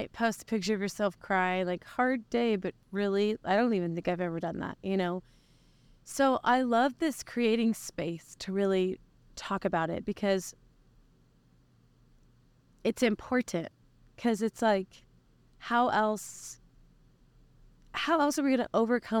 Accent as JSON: {"language": "English", "region": "Oklahoma", "country": "United States", "tie": "born or raised there", "said": "so I was born and raised in Oklahoma."}